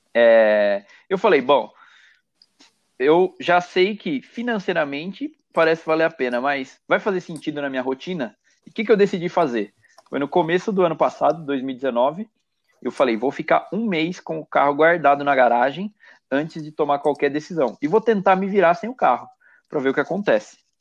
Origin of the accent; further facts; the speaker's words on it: Itatiba, São Paulo, Brazil; moved away as an adult; also born or lived in Barueri; Aos finais de semana eu acabo voltando bastante para minha terra natal aqui no interior